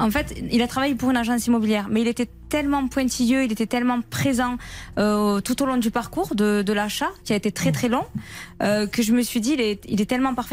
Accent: Mazamet, Occitania, France; je suis de Mazamé

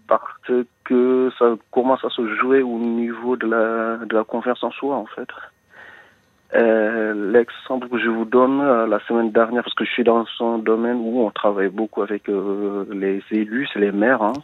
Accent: Senegal; also born or lived in Brittany; now in France; Je suis originaire d'un pays de l'Afrique de l'Ouest

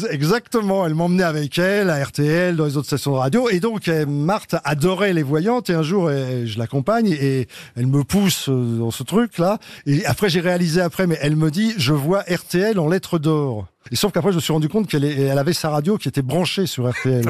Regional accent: Paris, Île-de-France, France; où j'étais, c'est ce que je raconte, c'était une sorte de Paris, le 18e, parce que je suis un vrai Parisien

